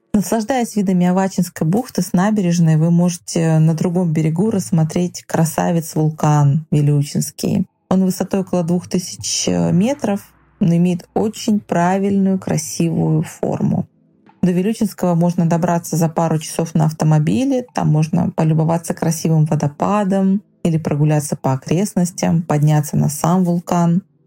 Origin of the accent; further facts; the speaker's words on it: Vilyuchinsk, Kamchatka Krai, Russia; Это закрытый город, мой родной город